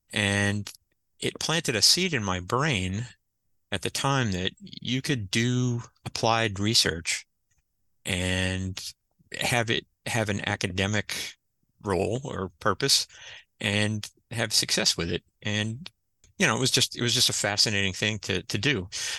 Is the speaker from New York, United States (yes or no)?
no; Narragansett, Rhode Island, United States; I was born in the ocean state. And so I was always surrounded by ships in the sea. And growing up in Narragansett, Rhode Island, I had friends whose dads were commercial fishermen.